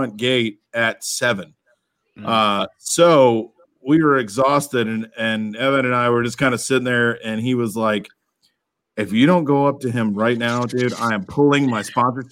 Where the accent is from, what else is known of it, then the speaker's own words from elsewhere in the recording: Alpharetta, Georgia, United States; As a kid growing up, I grew up in Alpharetta